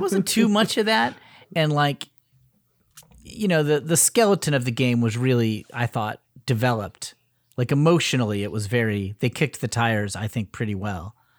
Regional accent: Connecticut, United States; also born or lived in Cleveland, Ohio; I'm from Connecticut.

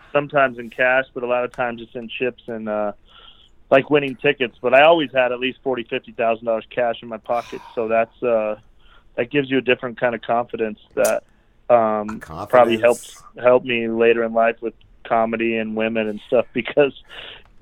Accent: Wyoming, United States; I'm from Wyoming, like small town Wyoming.

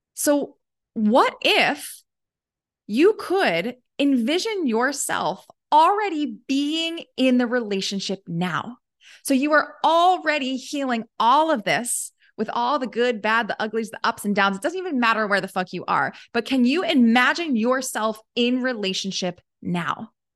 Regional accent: Baltimore, Maryland, United States; I grew up in Baltimore

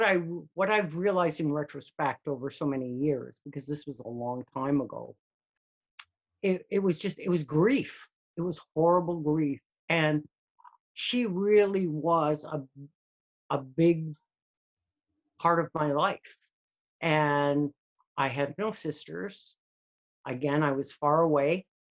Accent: Canada; also born or lived in Scotland; Well, I started out being in Scotland, and we immigrated to Canada when I was a little over six.

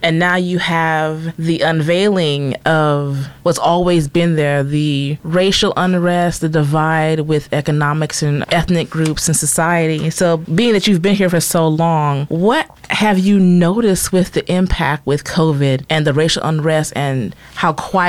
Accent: McNair, Texas, United States; also born or lived in Baytown; Growing up in Baytown, well, going to school in Baytown, grew up in McNair, we don't discuss age, but you know Baytown well.

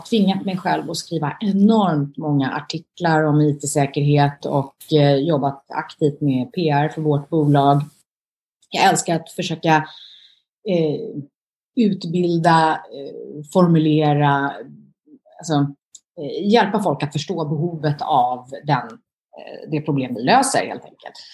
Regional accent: Sweden; now in abroad; Eh, ja, men Sverige är ju, jag är ju svensk.

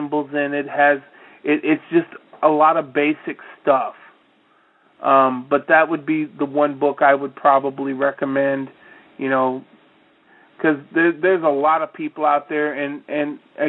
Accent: Iowa, United States; when I was growing up in Iowa. And trust me, I really am from Iowa

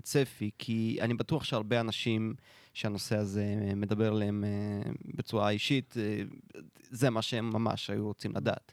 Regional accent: Russia; now in Israel; כשהייתי קטן ברוסיה הסובייטית

